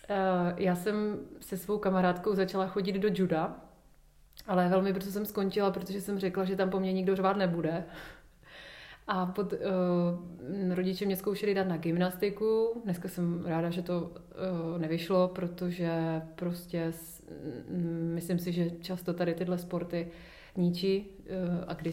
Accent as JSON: {"language": "Czech", "town": "Ostrava", "region": "Moravian-Silesian Region", "country": "Czechia", "tie": "born or raised there", "moved": "yes", "lives_now": "Prague, Czech Republic", "said": "dětství v Ostravě, já jsem měla hezké dětství"}